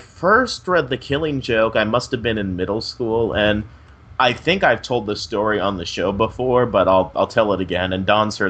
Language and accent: English; Florida, United States; also born or lived in New York; Okay, well, I am originally from New York. That's where I was born, but I moved to Florida when I was 2.